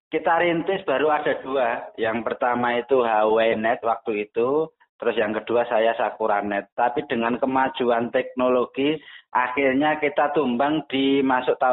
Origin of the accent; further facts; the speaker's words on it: Surakarta, Central Java, Indonesia; Sebenarnya saya itu aslinya Solo, tepatnya di Kecamatan Jebres, Kelurahan Mojosongo.